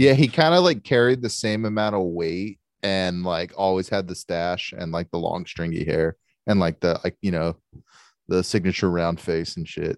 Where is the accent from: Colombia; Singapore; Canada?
Canada; Fellow Canadians